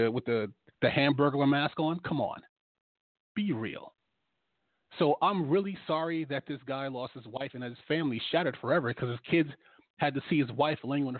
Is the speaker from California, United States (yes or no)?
no; New York, United States; moved away; also born or lived in Washington, D.C.; I'm from New York. I used to live in D.C.